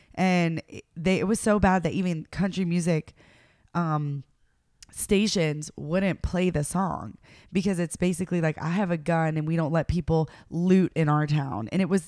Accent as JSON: {"language": "English", "region": "the South", "country": "United States", "said": "I'm from the South."}